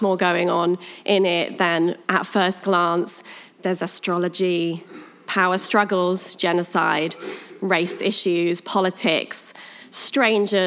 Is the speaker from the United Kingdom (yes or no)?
yes; United Kingdom; accent: British; moved away; I'm British. I like to just get that out of the way before I start, because then you're not sitting through the whole message wondering what my accent is. It's British